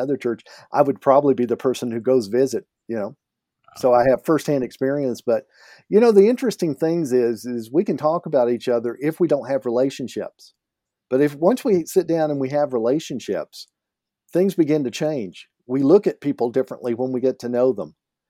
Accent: Canada; And as a Canadian, I need to point out this is Tim's.

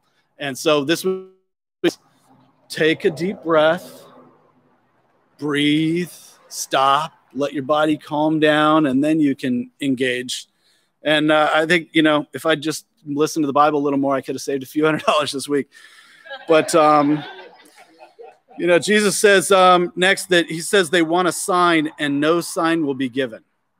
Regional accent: Germany; I did when I was a kid. I grew up in Germany, and we would have these Volksmarches there.

